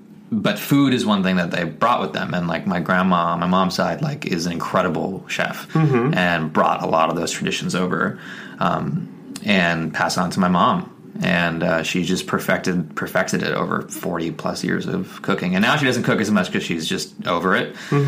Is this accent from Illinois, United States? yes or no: no; Scottsdale, Arizona, United States; Mm-hmm. Scottsdale, Arizona.